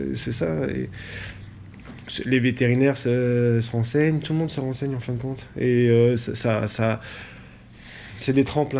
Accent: Montbrison, Auvergne-Rhône-Alpes, France; also born or lived in Chalain-le-Comtal / Belgium; Je suis né à Montbrison, dans la Loire

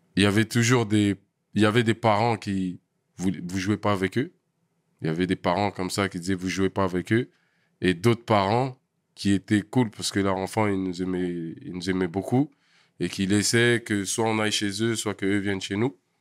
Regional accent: Paris region / Val-d'Oise, Île-de-France, France; also born or lived in L'Isle-Adam / Vigneux-sur-Seine; je suis né à Paris. Je suis né à Paris. On a d'abord habité dans des logements à Paris

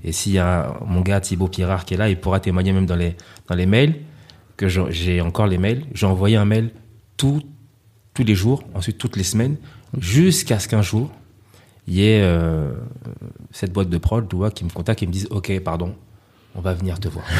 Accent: Paris, Île-de-France, France; moved away as an adult; also born or lived in L'Île-Saint-Denis, Seine-Saint-Denis; now in Côte d'Ivoire; je venais de Paris

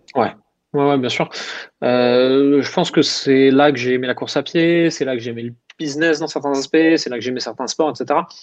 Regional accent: Alsace, Grand Est, France

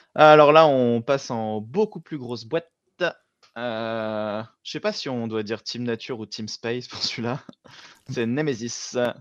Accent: France; also born or lived in Chambéry, Savoie (lives); je suis français, mais à la base, c'est italien, euh, la région de Venise.

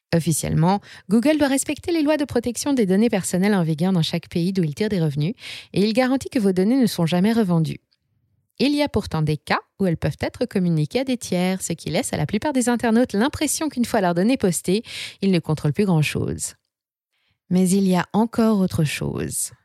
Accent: France; chez nous en France

